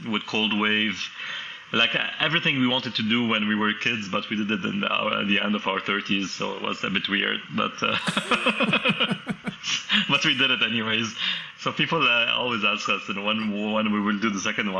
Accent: Lebanon; moved away as an adult; also born or lived in Canada; I came back to Lebanon to work in sound and music

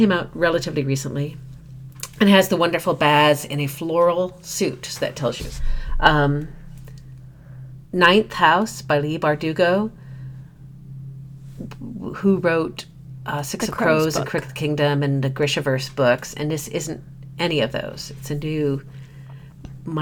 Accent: Midwest, United States; being a Midwesterner

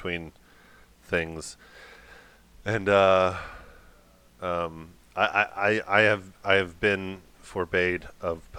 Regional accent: the South, United States; I'm a first generation Southerner

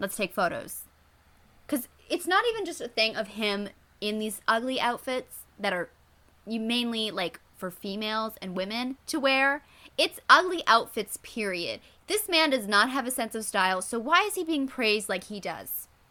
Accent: Canada; I'm Canadian

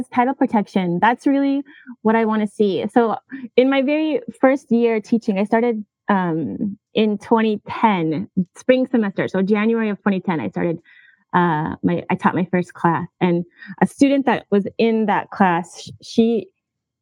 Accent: Minnesota, United States; moved away; also born or lived in Hawaii; I recently moved from Hawaii to my home state of Minnesota.

